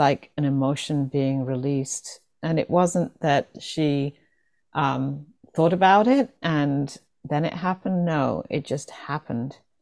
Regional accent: England, United Kingdom; growing up, especially in um, England

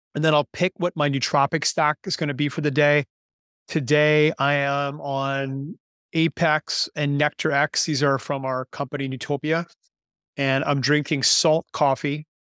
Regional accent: Canada; moved away as an adult; now in Panama; am Canadian, but I've been living in Panama now for nineteen years

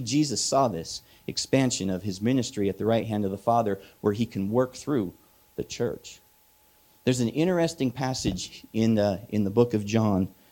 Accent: Midwest, United States; moved away; I'm from the Midwest

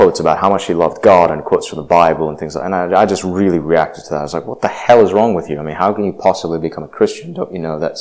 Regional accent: Indonesia; now in United States; I grew up in Indonesia. I spent 8 years there

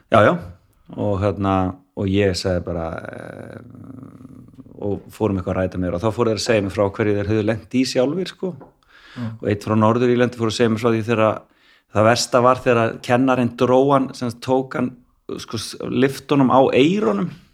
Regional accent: Reykjavík, Capital Region, Iceland; ég fættur á fórölda mínu bygg á Vestugötu 45

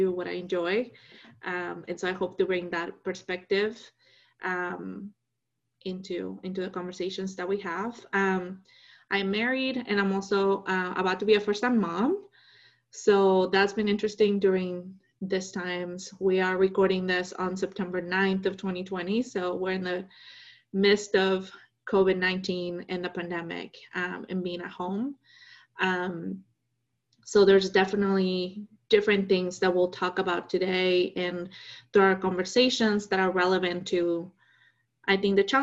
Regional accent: Mexico; moved away as an adult; now in Austin, United States; I am originally from Mexico. I moved here to start college several years ago

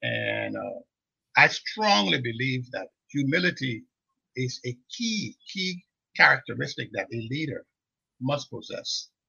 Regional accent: Monrovia, Montserrado, Liberia; We grew up in Gaytown on the old road.

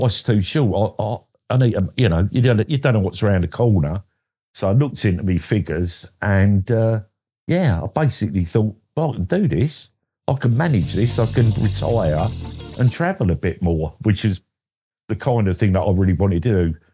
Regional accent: Essex, East of England, United Kingdom; I'm from Essex in England

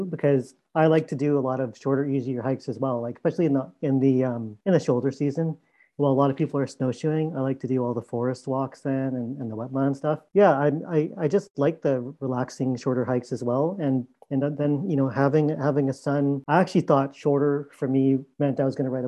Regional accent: Burnaby, British Columbia, Canada; Growing up in Vancouver, in Burnaby specifically

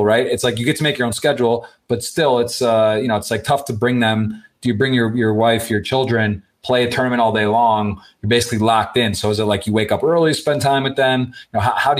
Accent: Ann Arbor, Michigan, United States; I was born and raised in Ann Arbor, Michigan

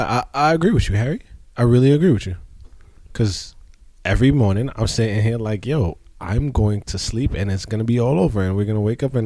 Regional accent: Jamaica; I'm Jamaican.

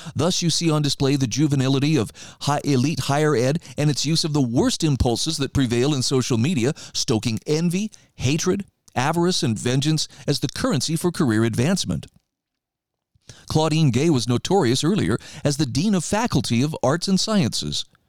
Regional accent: Idaho, United States; moved away; my home state of Idaho

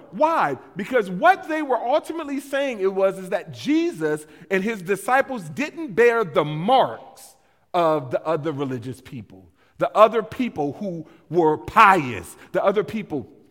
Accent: West Coast, United States; moved away; I grew up on the West Coast

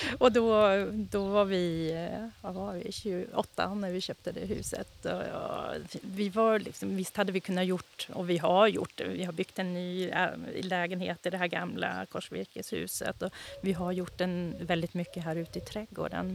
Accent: Boden, Norrbotten County, Sweden; moved away as an adult; also born or lived in Ås, Östersund, Jämtland / Umeå; Jag är uppifrån eh, Boden, utanför Boden, en liten by som heter Vittjärv

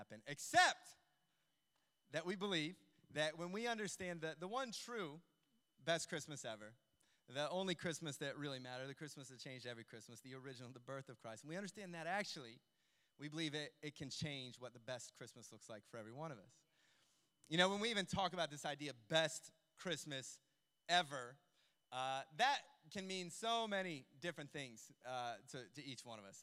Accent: United States; moved away; we grew up in the States

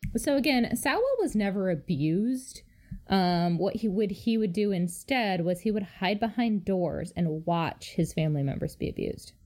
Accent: Chicago, Illinois, United States; As a Chicagoan

